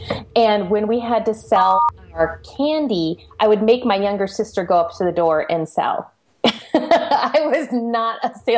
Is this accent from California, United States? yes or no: yes; San Jose, California, United States; I grew up in the Silicon Valley, the San Jose area.